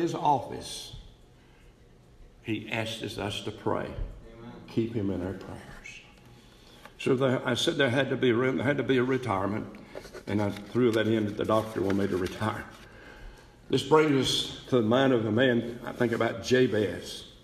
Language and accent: English; East Bend, North Carolina, United States; moved away; I was back in East Bend, North Carolina, a little town